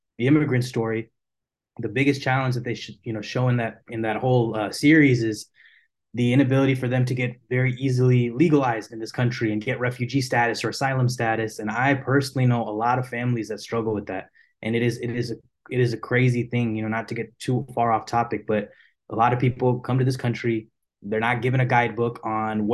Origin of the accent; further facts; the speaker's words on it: Houston, Texas, United States; I am born and raised here in Houston, Texas. I've been in Texas my whole life